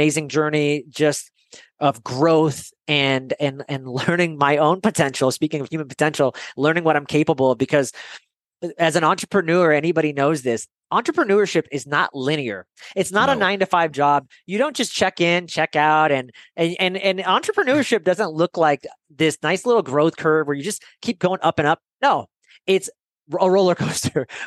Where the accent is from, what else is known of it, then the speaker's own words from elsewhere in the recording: Bay Area, California, United States; moved away as an adult; also born or lived in San Francisco; now in Idaho, United States; I'm in Idaho right now, but I grew up in the Bay Area in California.